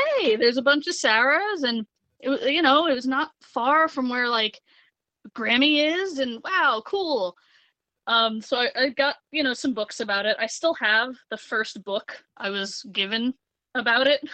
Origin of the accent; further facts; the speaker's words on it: New Jersey, United States; born and raised in New Jersey